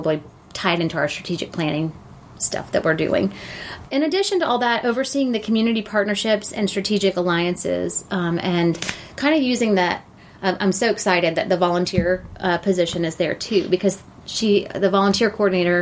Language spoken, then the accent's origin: English; Gwinnett County, Georgia, United States; also born or lived in Athens, Georgia; So I was born and raised in Gwinnett County